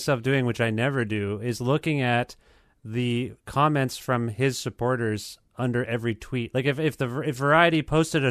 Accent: Canada; I'm from Canada

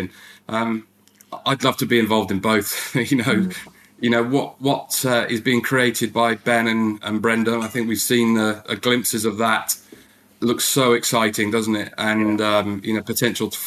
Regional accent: England, United Kingdom

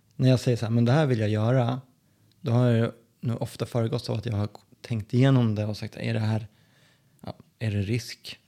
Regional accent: Sollentuna, Stockholm County, Sweden; moved away as an adult; now in Skien, Norway; uppvuxen i norra delen av Stockholm som heter Sollentuna.

